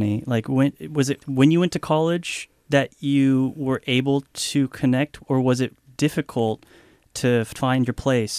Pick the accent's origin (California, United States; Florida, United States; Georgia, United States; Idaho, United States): California, United States; Sonoma; growing up in Sonoma, it's a very white, small city in Northern California. And I'm half Japanese